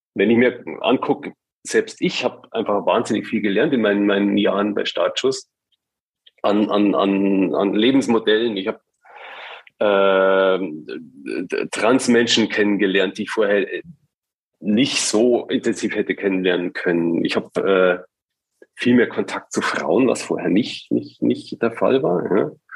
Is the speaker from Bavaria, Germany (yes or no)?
yes; rural Bavaria, Germany; now in Hamburg, Germany; in, in, in Bayern auf dem Land, wo ich herkomme